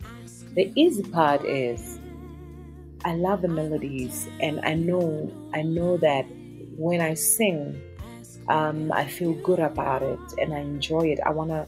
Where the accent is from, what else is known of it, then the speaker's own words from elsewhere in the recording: South Africa; It's confidence in who you are as a South African artist. The power, our sound, not even our music, our sound, our colors of the clothing, the food we eat, our language, you know.